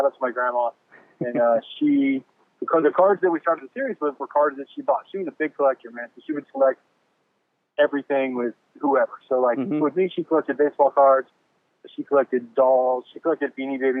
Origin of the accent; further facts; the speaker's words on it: Bay Area, California, United States; now in Fresno, United States; I'm originally from the Bay Area. Grew up out there